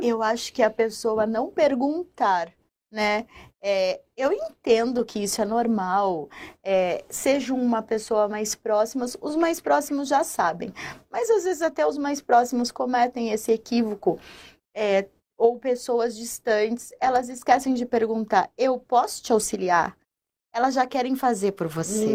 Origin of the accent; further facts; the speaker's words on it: São Paulo, Brazil; Eu sou de São Paulo